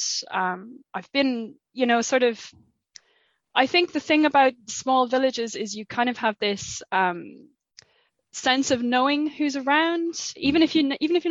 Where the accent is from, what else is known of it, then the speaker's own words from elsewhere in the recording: Faithleg, Munster, Ireland; I'm from County Waterford, from a small village called Faithleg.